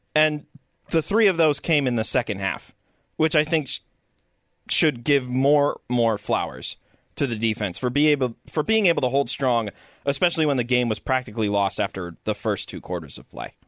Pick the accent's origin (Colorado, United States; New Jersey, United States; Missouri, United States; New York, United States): Colorado, United States; now in Arizona, United States; I'm from Colorado